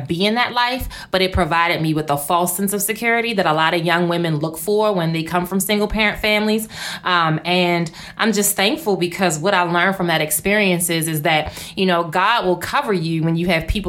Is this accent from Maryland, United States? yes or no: yes; Baltimore, Maryland, United States; I grew up in Baltimore. Mm-hmm. And growing up in Baltimore, single parent family